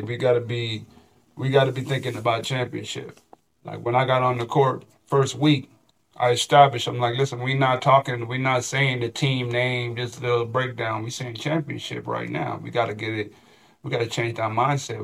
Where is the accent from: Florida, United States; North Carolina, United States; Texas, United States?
Florida, United States; moved away as an adult; I'm from Florida